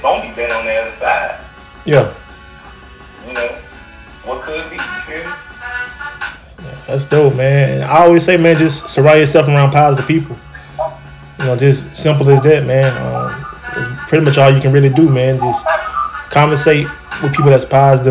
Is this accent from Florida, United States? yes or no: no; Troy, Alabama, United States; We in Troy, my hometown, Troy, Alabama